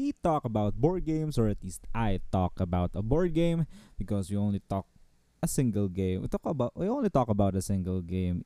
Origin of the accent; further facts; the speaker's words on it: Philippines; I'm from the Southeast Asia, by the way. I'm from the Philippines